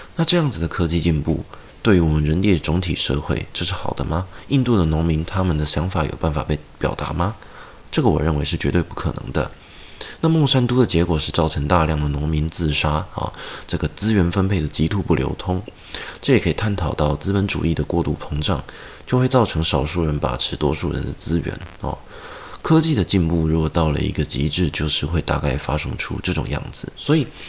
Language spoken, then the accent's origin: Chinese; Taiwan; 我们台湾人